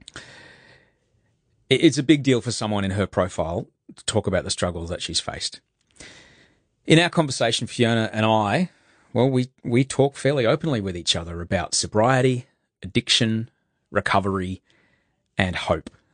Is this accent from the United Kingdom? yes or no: no; Brisbane, Queensland, Australia; I grew up in, in Brisbane